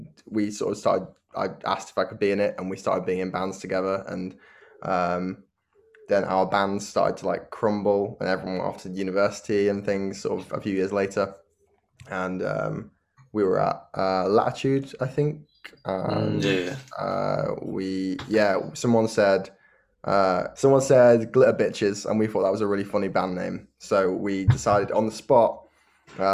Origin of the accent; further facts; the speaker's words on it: Cheshire, North West England, United Kingdom; now in Bury St Edmunds, United Kingdom; I'm from Cheshire in England